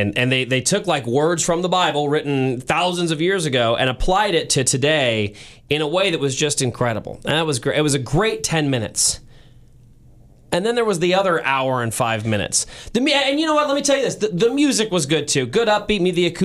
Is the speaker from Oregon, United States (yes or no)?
no; St. Louis, Missouri, United States; moved away as an adult; now in Kansas City, United States; you are like me and you grew up in St. Louis, you live in Kansas City now